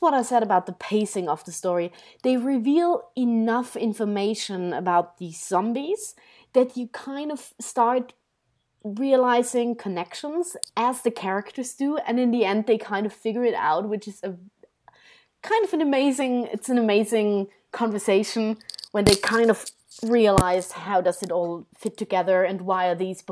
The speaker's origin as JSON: {"language": "English", "country": "Austria", "said": "I come from Austria."}